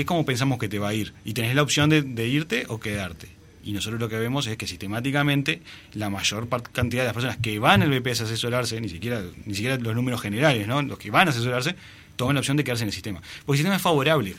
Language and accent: Spanish; Uruguay; como uruguayos